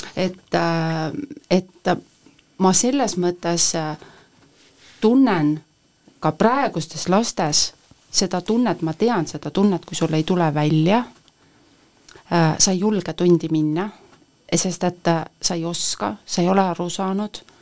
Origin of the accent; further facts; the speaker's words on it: Põltsamaa, Jõgeva County, Estonia; also born or lived in Tallinn; ma lähen ikkagi ka Põltsamaale, et see on minu kodukoht